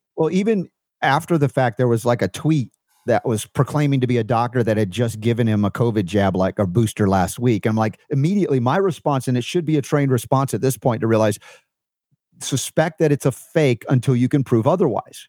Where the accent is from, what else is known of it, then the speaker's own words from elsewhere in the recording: United States; I'm an American dude